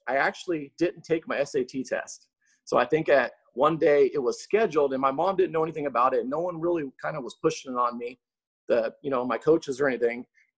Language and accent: English; Seattle, Washington, United States; now in Las Vegas, United States; So I think I've been in Vegas now for around 16 years.